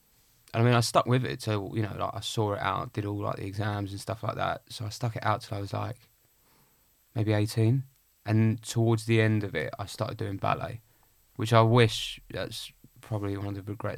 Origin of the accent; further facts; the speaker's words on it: Clacton, East of England, United Kingdom; In Essex, yeah.